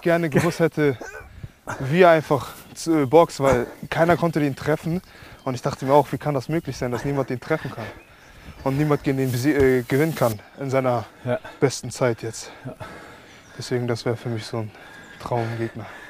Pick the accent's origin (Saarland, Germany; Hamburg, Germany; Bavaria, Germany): Hamburg, Germany; in der Gegend, wo ich aufgewachsen bin in Hamburg